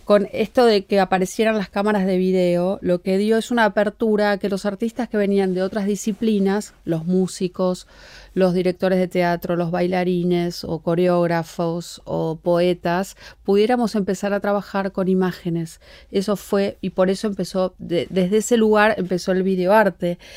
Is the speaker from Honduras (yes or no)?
no; Argentina; yo soy la única argentina